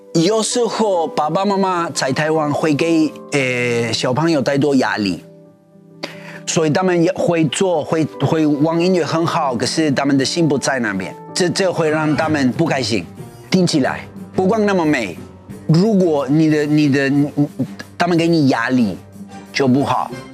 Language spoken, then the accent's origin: Chinese; Argentina; Chinese is a second language; moved away as an adult; now in Taiwan; 到我出生的地方